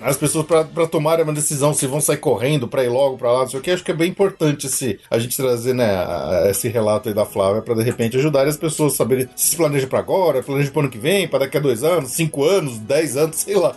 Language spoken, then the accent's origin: Portuguese; Brazil; nós brasileiros